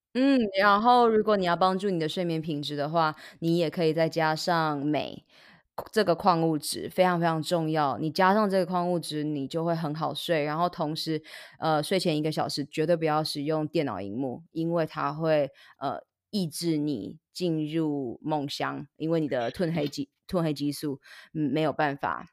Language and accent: Chinese; Taiwan; moved away; also born or lived in United States; 到了国外念书，我也是每半年就会回来台湾做检查